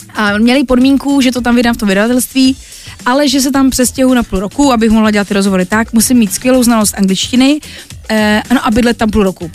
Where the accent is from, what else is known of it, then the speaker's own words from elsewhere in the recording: Těšín region, Moravian-Silesian Region, Czechia; also born or lived in Poland; je to můj můj kraj, je to, protože jsem Polka